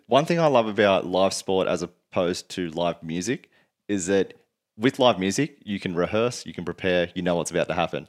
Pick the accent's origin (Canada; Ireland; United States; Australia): Australia; Queensland; born or raised there; also born or lived in Sydney, New South Wales